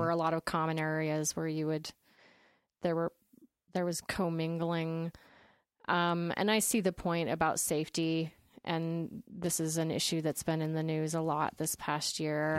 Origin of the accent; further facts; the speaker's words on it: Utah, United States; I was growing up in Utah County, which is the Mormonist of the, the counties